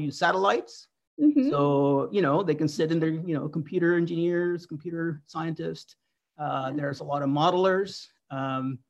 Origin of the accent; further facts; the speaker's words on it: Pamplona, Navarre, Spain; now in Corvallis, United States; I grew up in Northern Spain. In a town that's kind of like Corvallis. It's a little bigger, Pamplona